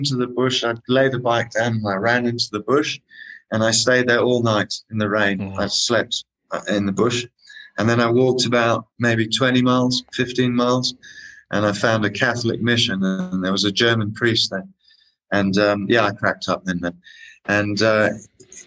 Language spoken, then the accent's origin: English; Kenya; I was born in Kenya